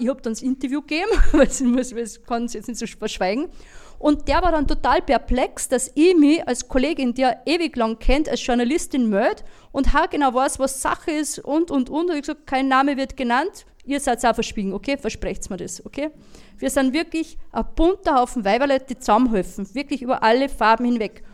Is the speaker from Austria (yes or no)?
yes; Linz, Upper Austria, Austria; ich, bin Linzerin